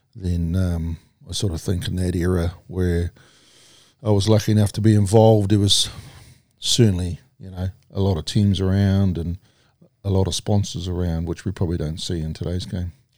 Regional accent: Palmerston North, Manawatū-Whanganui, New Zealand; also born or lived in Singapore / Whakatane; born in Palmerston North, um, lived in Linton Camp

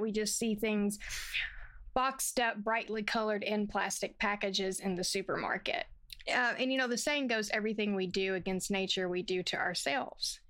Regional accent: the South, United States; I'm from the South

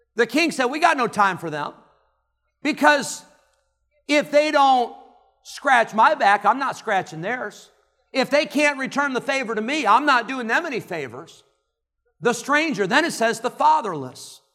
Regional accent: Illinois, United States; moved away as an adult; also born or lived in California; now in Roanoke Rapids, United States; I grew up in Illinois

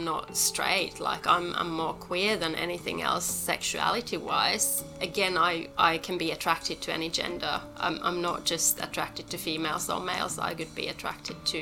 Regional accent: Helsinki, Uusimaa, Finland; moved away as an adult; also born or lived in Devon, England / London; now in Melbourne, Australia; I was brought up in Europe and then I've been here now for 13 years.

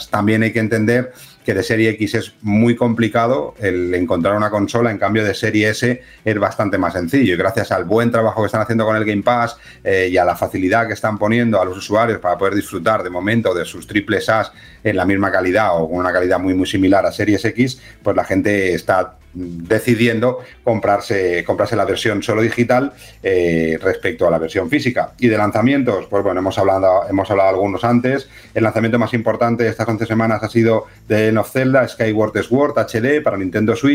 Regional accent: Massachusetts, United States; Soy eh, de Massachusetts.

